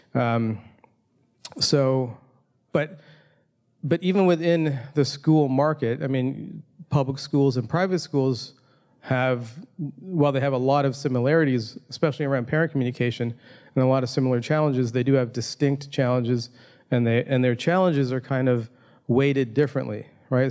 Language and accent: English; Toronto, Ontario, Canada; my hometown of Toronto, Canada.